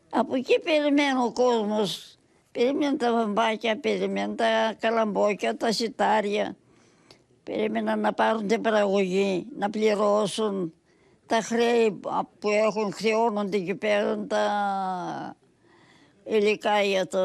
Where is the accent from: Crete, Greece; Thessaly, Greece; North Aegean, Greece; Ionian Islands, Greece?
Thessaly, Greece